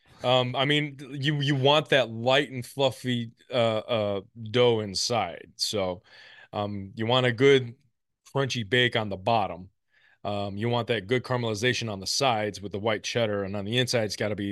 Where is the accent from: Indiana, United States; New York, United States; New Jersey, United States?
Indiana, United States; I grew up in the Midwest, mostly Indiana